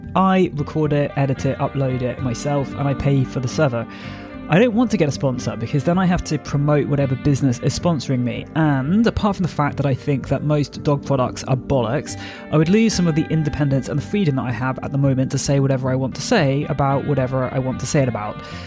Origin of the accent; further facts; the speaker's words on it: Jersey; I'm from Jersey originally, so I grew up here